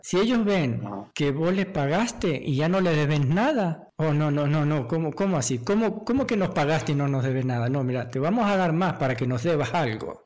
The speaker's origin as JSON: {"language": "Spanish", "country": "Argentina", "said": "acá el único argentino soy yo"}